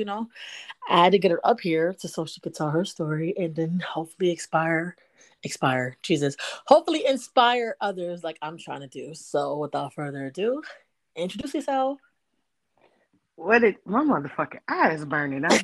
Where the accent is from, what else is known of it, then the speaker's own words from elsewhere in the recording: New York City, New York, United States; moved away as an adult; also born or lived in Georgia; now in Louisiana, United States; I'm from Brooklyn, but I'm in Louisiana right now.